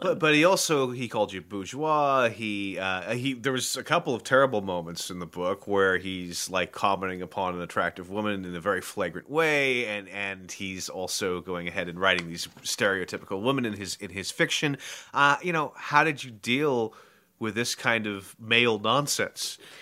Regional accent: San Francisco, California, United States; I'm from San Francisco

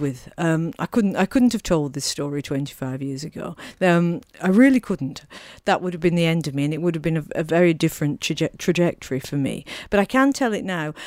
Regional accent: Manchester, North West England, United Kingdom; moved away; Manchester, where I was born.

